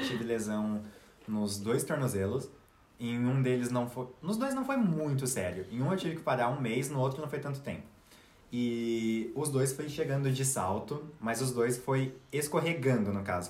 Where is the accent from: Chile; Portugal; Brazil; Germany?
Brazil; São Paulo; now in Russia; eu sou de São Paulo